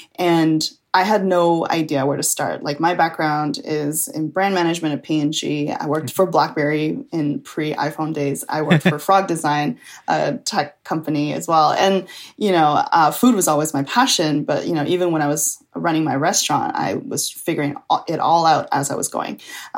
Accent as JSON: {"language": "English", "town": "Chengdu", "region": "Sichuan", "country": "China", "tie": "born or raised there", "said": "some friends of mine, like we got together in my hometown Chengdu and we like filmed for a week"}